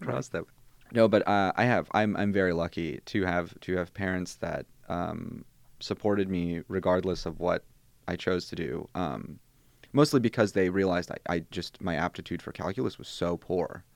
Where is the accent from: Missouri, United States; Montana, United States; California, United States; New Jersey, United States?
Missouri, United States; St. Louis; first language Bosnian; English is a second language; also born or lived in Germany / Columbia, Missouri / New Orleans; moved to the States fairly young